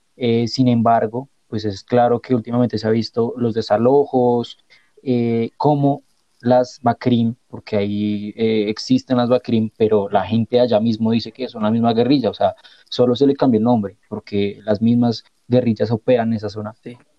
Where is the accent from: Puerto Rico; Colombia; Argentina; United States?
Colombia; como colombianos y como jóvenes